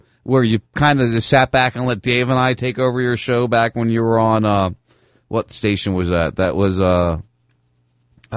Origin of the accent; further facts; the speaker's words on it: outside Philadelphia, Pennsylvania, United States; I grew up right outside Philadelphia